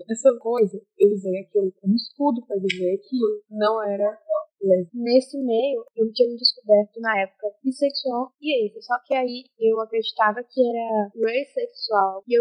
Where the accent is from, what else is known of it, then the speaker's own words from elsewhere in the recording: Pará, Brazil; Sim, meus pronomes são ela, dela. Eu tenho 18 anos, sou paraense, sou mulher, sou lésbica e sou bissexual.